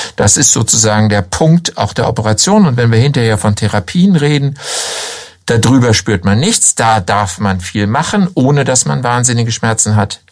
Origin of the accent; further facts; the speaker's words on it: Hanover, Lower Saxony, Germany; moved away as an adult; also born or lived in Southern Germany / Lower Franconia; now in Schweinfurt, Germany; wie man an meiner Stimme hört, ähm, bin ich nicht in Unterfranken geboren, sondern in Norddeutschland, in Hannover.